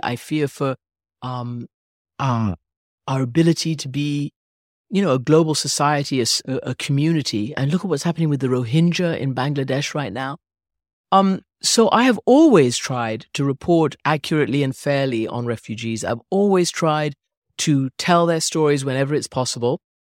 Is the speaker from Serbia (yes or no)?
no; Iran; also born or lived in England / Rhode Island; now in London, United Kingdom; I was born in England and immediately, you know, taken over to Iran, where I grew up.